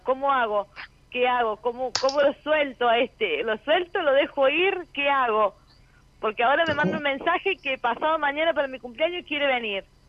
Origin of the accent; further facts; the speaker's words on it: Villa Mercedes, San Luis, Argentina; Soy de Villa Mercedes, San Luis.